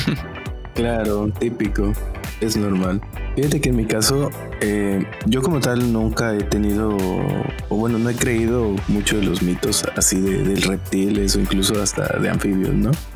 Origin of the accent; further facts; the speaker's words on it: Matías Romero, Oaxaca, Mexico; yo soy de Matías Romero, que queda a una hora de Juchitán